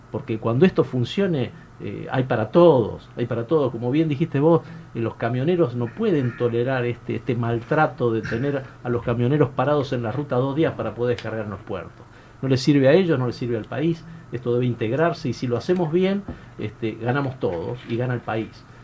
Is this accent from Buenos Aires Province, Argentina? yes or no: no; Tucumán, Argentina; also born or lived in Buenos Aires; yo soy de Tucumán, sí, sí, sí, De hecho, eh, entré al ferrocarril en Buenos Aires